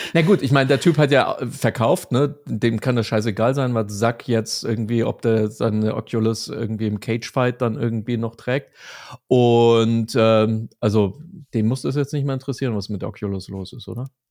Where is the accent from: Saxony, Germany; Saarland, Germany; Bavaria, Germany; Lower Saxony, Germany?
Bavaria, Germany; Munich; mit uns Münchnern